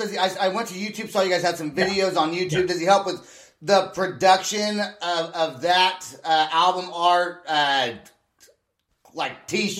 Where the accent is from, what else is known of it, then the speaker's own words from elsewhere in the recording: Vacaville, California, United States; moved away as an adult; also born or lived in San Francisco / Portland / Washington; now in Oklahoma City, United States; I'm actually from San Francisco. I was born in San Francisco, but I was raised in Vacaville.